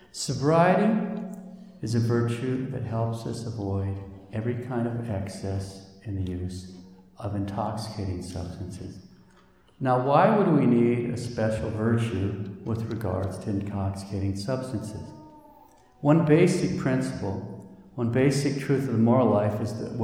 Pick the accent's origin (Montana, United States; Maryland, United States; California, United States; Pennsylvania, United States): Montana, United States; I'm from Montana